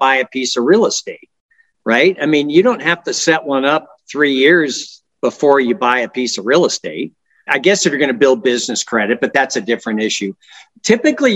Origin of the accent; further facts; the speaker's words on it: San Francisco Bay Area, California, United States; moved away as an adult; also born or lived in Washington, D.C.; now in Reno, United States; I grew up in the San Francisco Bay Area